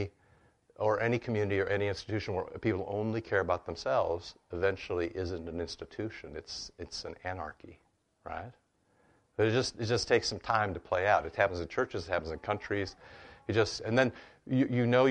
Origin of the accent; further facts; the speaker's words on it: United States; growing up in America